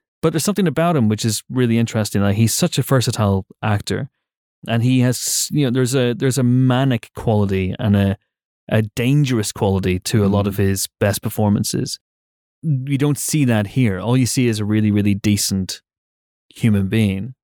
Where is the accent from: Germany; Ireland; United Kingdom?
United Kingdom